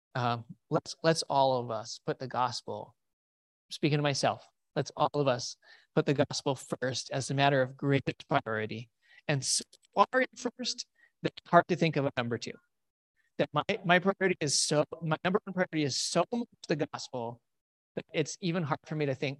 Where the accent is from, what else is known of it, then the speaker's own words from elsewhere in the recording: United States; We are so weird as American Christians